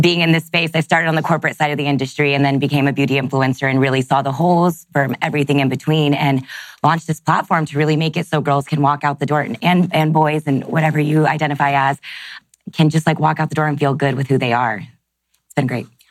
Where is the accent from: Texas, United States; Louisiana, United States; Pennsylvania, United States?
Texas, United States; I grew up in Texas